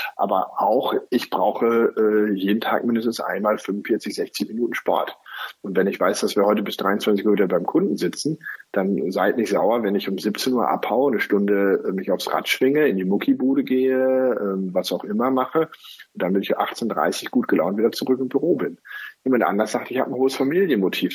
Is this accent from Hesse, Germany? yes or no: no; Cologne, North Rhine-Westphalia, Germany; als Kölner